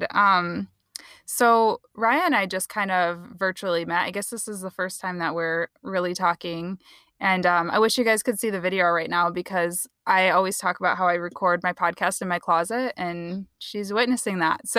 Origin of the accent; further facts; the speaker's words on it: Kalamazoo, Michigan, United States; I'm from Kalamazoo, so Grand Rapids oh, is nice. like pretty close to where I grew up.